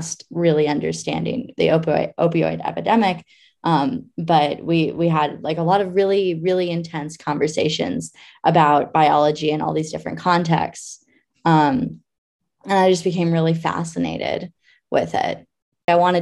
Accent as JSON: {"language": "English", "town": "Anchorage", "region": "Alaska", "country": "United States", "tie": "born or raised there", "said": "I grew up in Anchorage, Alaska."}